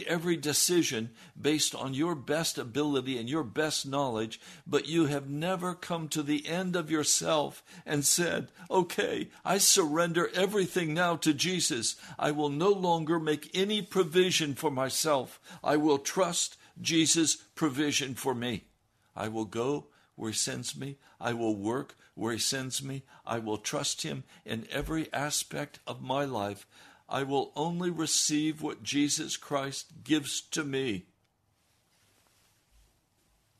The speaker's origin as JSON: {"language": "English", "town": "Denver", "region": "Colorado", "country": "United States", "tie": "born or raised there", "moved": "yes", "lives_now": "Washington, D.C., United States", "said": "I was born in Denver"}